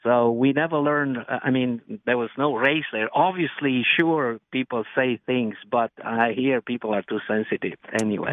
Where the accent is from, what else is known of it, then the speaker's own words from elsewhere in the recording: Romania; now in United States; I was born in Romania